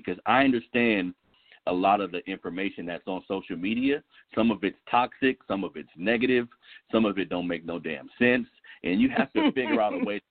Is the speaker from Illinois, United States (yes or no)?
no; Sacramento, California, United States; I'm from south side of Sacramento. I went to Burbank High School. I'm from the Florin Road area.